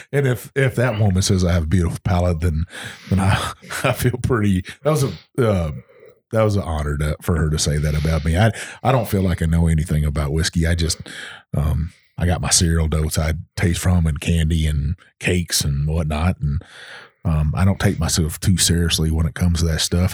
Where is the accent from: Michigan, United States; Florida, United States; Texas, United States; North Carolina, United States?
Texas, United States; moved away; Texas and see my home state